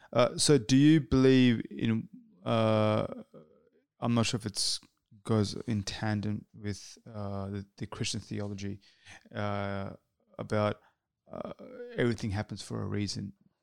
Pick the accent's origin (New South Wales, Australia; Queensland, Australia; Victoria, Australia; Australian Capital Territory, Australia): Australian Capital Territory, Australia; Canberra; Canberra. Well, it always goes back to my hometown.